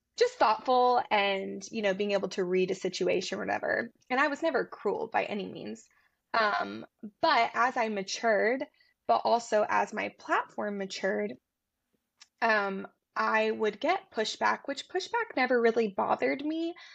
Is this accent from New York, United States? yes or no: no; Tennessee, United States; also born or lived in Atlanta; I'm from Tennessee